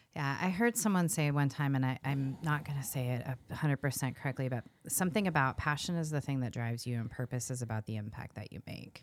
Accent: California, United States; also born or lived in East Coast; now in Iowa, United States; I'm from California

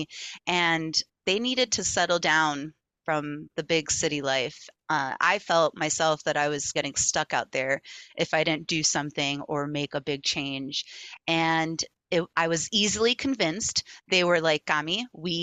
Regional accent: Miami Beach, Florida, United States; moved away as an adult; also born or lived in Chapel Hill, North Carolina; now in North Carolina, United States; growing up in Miami Beach

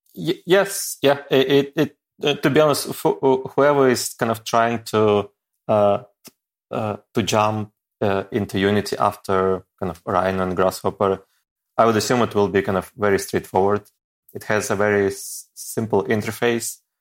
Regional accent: Ukraine; moved away as an adult; also born or lived in Saint Petersburg, Russia; I wasn't able to find a job, uh, back in my home country

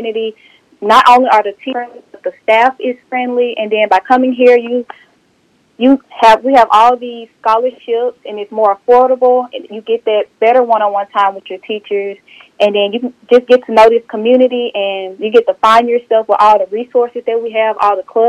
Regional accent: Southaven, Mississippi, United States; I'm from South Haven, Mississippi, and I got to Northwest by the recruiters at my high school

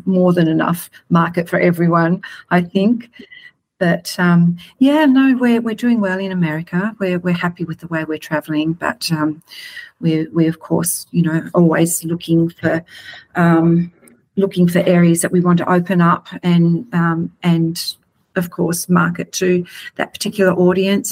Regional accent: Australia; just like we are in Australia

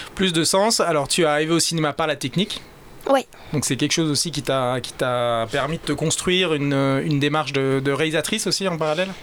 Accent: Réunion; chez nous à La Réunion

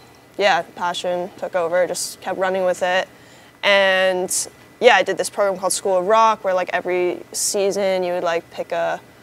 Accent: New York City, New York, United States; always playing in bands growing up in New York City

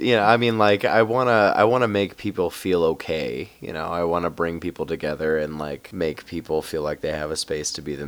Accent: Union, Missouri, United States; moved away as an adult; also born or lived in Denver; now in Fort Collins, United States; I lived in my hometown of Union, Missouri for about a year after I came out

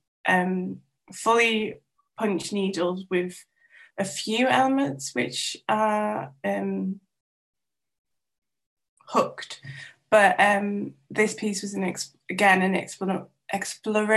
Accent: North Wales, United Kingdom; first language Welsh; English is a second language; I grew up in North Wales

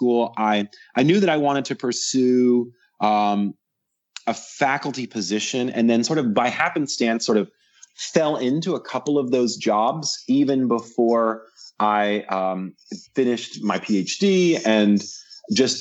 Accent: Central Virginia, United States; moved away as an adult; also born or lived in Knoxville, Tennessee; I grew up in Central Virginia

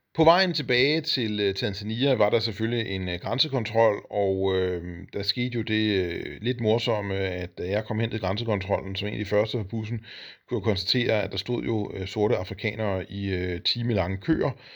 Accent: Denmark; som dansker

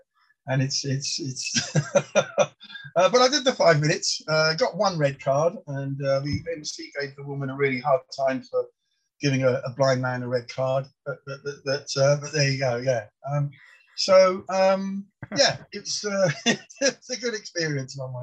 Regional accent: London, United Kingdom; first language Polish; English is a second language; I was born in Balham

